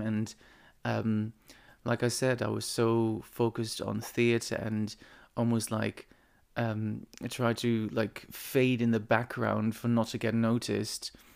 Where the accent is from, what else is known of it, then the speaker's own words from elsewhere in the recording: eastern Netherlands, Netherlands; moved away; my hometown, which is on the east of the Netherlands